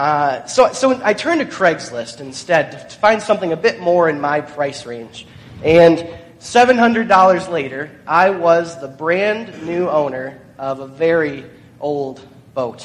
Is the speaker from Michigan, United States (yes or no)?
yes; Michigan, United States; Growing up in Michigan